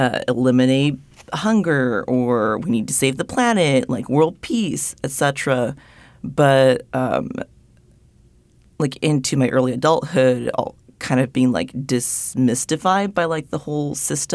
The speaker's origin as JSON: {"language": "English", "country": "Japan", "tie": "born or raised there", "said": "growing up in Japan and being, like, one of the very few, like, mixed-race people, like, white-passing people there growing up, yeah, it was very homogenous"}